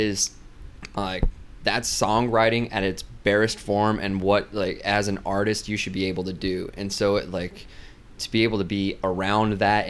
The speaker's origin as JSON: {"language": "English", "region": "Wyoming", "country": "United States", "said": "I'm from Wyoming, so I'd heard of Hot Water Music growing up"}